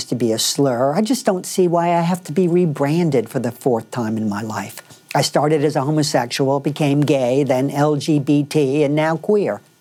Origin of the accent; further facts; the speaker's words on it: Raleigh, North Carolina, United States; moved away; also born or lived in New York City; I grew up in Raleigh, North Carolina.